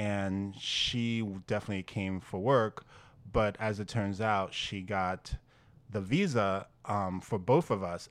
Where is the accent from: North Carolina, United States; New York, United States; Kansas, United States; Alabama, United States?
New York, United States; Great Neck; accent: Long Island; New York accent; now in New York City, United States; You can hear the great neck, the Long Island in me.